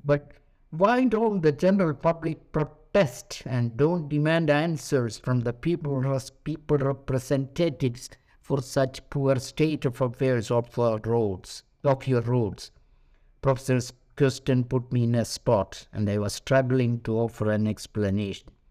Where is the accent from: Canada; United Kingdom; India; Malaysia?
India; Thrissur, Kerala; moved away; also born or lived in Delhi; my native place, Trichure in Kerala